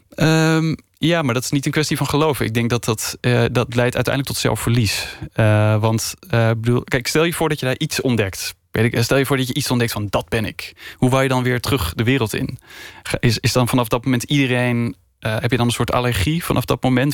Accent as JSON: {"language": "Dutch", "town": "Spakenburg", "region": "Utrecht", "country": "Netherlands", "tie": "born or raised there", "said": "ik ben opgegroeid in Spakenburg"}